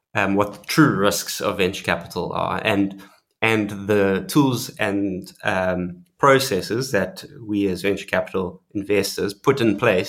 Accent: South Africa; being South African

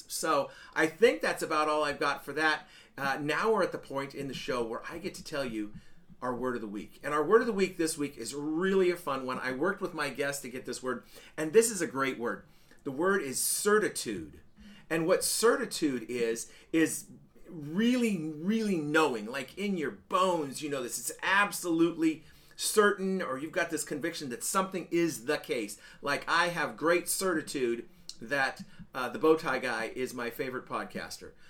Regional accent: Nashville, Tennessee, United States; But anyhow, we're here from Nashville right now and uh, fixing to leave tomorrow morning on our cross country road trip.

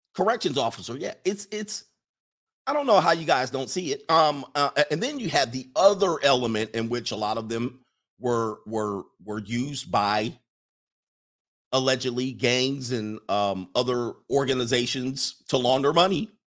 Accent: Los Angeles, California, United States; moved away; also born or lived in Midwest, United States; I grew up in the South Bay in Los Angeles in the Crips and the Blood days

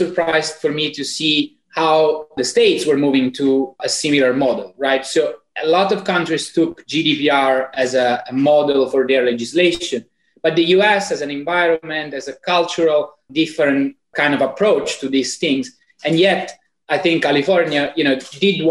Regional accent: Italy; accent: Italian; English is a second language; moved away as an adult; as you may have gathered already from my accent, I'm fully 100% Italian

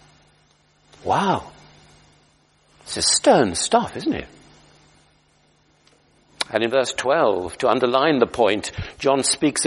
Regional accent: United Kingdom; we're British

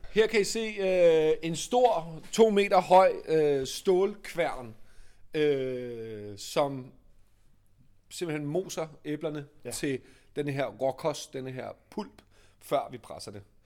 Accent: Copenhagen, Capital Region of Denmark, Denmark; Og vi er baseret i København, og er født og opvokset i København

